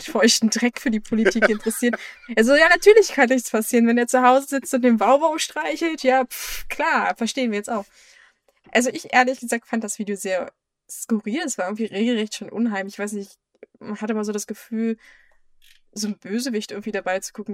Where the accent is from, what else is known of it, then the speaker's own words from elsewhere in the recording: Germany; bei uns in Deutschland